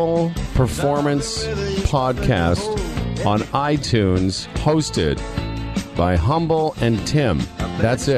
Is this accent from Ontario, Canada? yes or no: no; Moose Jaw, Saskatchewan, Canada; moved away as an adult; also born or lived in Toronto; growing up in Moose Jaw